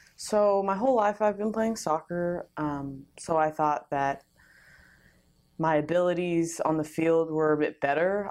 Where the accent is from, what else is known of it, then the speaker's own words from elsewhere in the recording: California, United States; moved away; I'm originally from California.